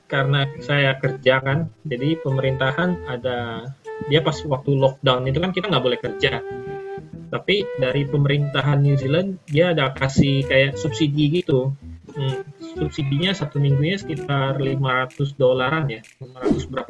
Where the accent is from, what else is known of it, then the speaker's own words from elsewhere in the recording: Palembang, South Sumatra, Indonesia; moved away as an adult; also born or lived in Jakarta; jadi pertama kali saya kan aslinya orang Palembang